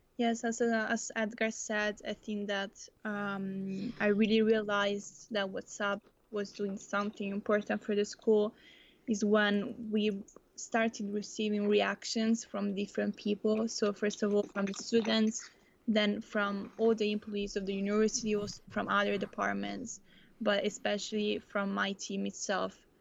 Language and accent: English; Italy; moved away as an adult; now in Netherlands; also come from Italy